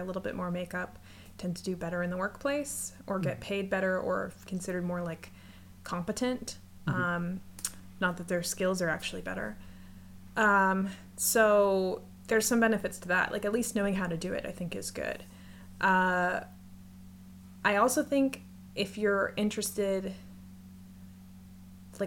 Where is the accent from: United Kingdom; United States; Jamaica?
United States; now in Canada; I live in Canada, but I'm American